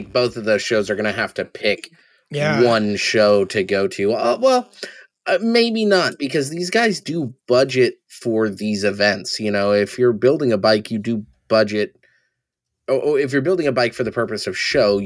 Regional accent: San Diego, California, United States; I've born and raised in San Diego

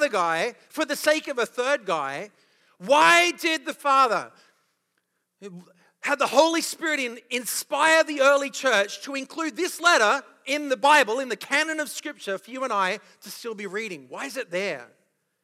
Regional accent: Australia; accent: Australian; moved away

